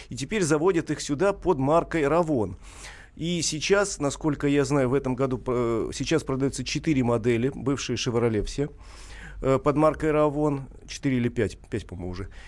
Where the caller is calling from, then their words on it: Novosibirsk, Novosibirsk Oblast, Russia; А, добрый день. Ну, у нас уже, я это из Новосибирска